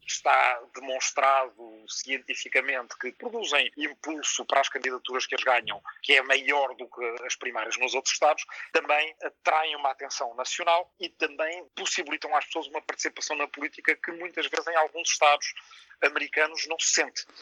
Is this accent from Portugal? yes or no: yes; Portugal; o Portugal da minha infância, na minha aldeia, nos anos 70